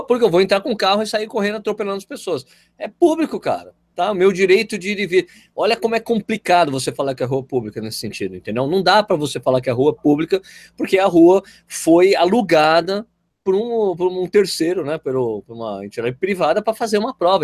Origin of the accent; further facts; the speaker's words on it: São Paulo, Brazil; moved away as an adult; now in Jundiaí, Brazil; eu sou de São Paulo, mas moro em Jundiaí há 15 anos